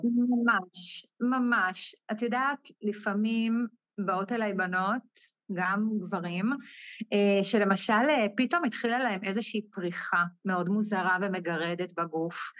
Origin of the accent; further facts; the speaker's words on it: Ein HaMifratz, Northern District, Israel; אני מקיבוץ עין המפרץ, שזה בצפון.